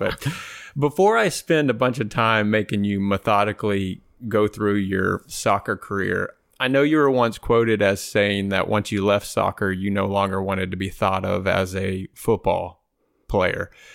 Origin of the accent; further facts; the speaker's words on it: outside of Austin, Texas, United States; I grew up outside of Austin, Texas